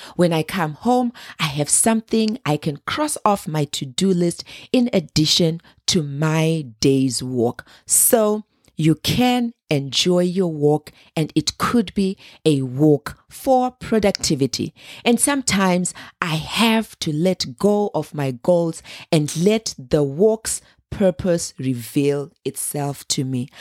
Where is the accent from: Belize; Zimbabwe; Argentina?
Zimbabwe; I grew up in Zimbabwe